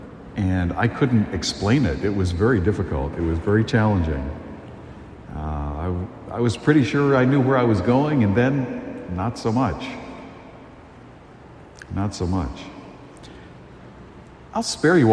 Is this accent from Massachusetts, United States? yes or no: yes; a town along the Cape Cod Canal, Massachusetts, United States; I was very blessed to grow up in a town that was it's right along the Cape Cod Canal